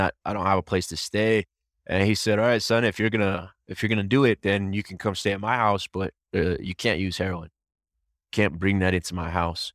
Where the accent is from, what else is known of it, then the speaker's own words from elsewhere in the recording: Albuquerque, New Mexico, United States; born and raised in New Mexico